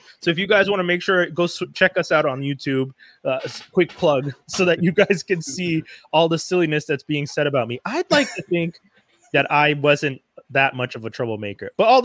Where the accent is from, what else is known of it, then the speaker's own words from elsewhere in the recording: Montreal, Quebec, Canada; growing up in Cote d'Neige